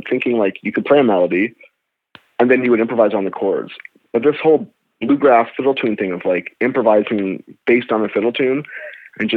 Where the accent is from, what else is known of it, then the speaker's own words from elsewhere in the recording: Montreal, Quebec, Canada; now in Toronto, Canada; I grew up in Montreal, which wasn't a big bluegrass town